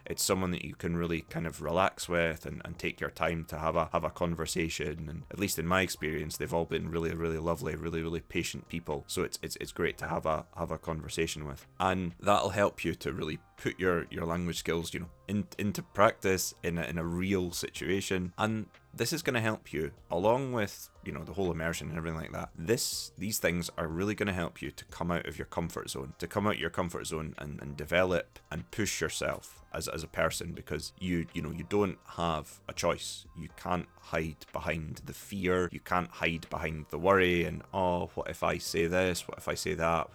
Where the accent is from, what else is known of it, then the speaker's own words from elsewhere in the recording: Scotland, United Kingdom; accent: Scottish; I don't have a particularly strong Scottish accent